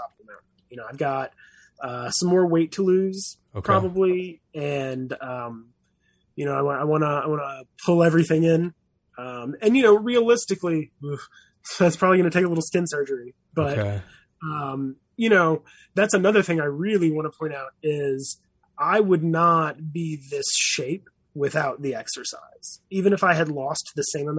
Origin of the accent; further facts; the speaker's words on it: the South, United States; also born or lived in San Diego; now in Boston, United States; I was raised on Southern food